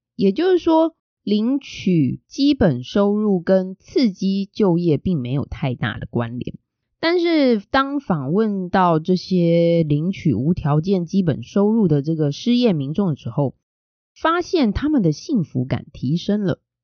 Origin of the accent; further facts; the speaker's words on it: Taiwan; 身为台湾人